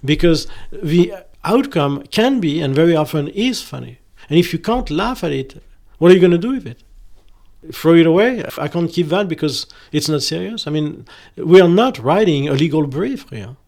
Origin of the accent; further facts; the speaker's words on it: France; I'm French